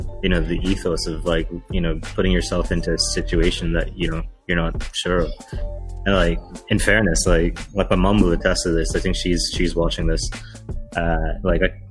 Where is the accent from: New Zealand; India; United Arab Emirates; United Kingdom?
United Arab Emirates; Dubai; Sri Lankan kid born and raised in Dubai. Lived here my whole life, 31 years now.